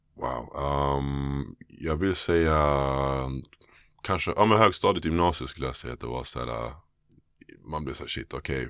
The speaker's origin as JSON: {"language": "Swedish", "town": "Täby", "region": "Stockholm County", "country": "Sweden", "tie": "born or raised there", "also_born_or_lived": "Bromma, Stockholm / United States", "said": "jag föddes i, i jag i Täby faktiskt, mm, okay. norrort. Ehm, flyttade till pappa i Abrahamsberg, Bromma när jag var 15, när jag började gymnasiet på Solna. Okay. Men majoriteten av tiden spenderade faktiskt i Täby skulle jag säga"}